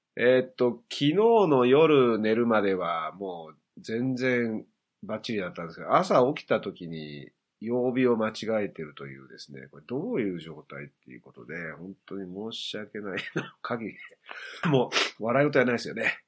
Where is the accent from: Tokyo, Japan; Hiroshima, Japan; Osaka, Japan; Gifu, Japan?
Hiroshima, Japan; 僕の出身が広島だ